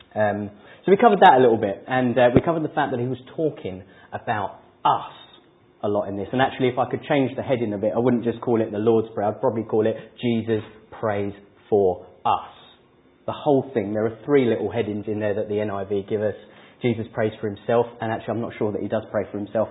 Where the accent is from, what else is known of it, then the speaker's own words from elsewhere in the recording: England, United Kingdom; we're English